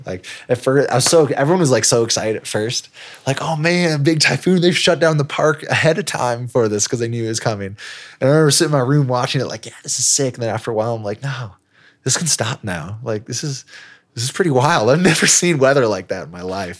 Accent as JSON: {"language": "English", "town": "Elkhart", "region": "Indiana", "country": "United States", "tie": "born or raised there", "also_born_or_lived": "China", "moved": "as an adult", "said": "back to my hometown of Elkhart, Indiana"}